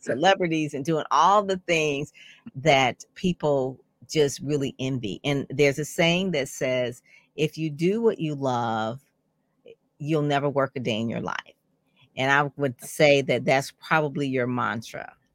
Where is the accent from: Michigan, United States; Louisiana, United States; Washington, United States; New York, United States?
Michigan, United States; Detroit; he actually grew up in Conant Gardens along with me